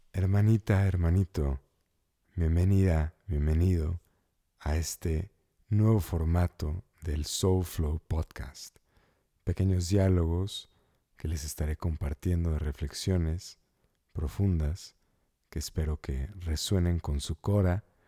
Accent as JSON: {"language": "Spanish", "country": "United States", "tie": "born or raised there", "said": "crecí en, un ambiente, pues, pochocho. Como buen niño americano"}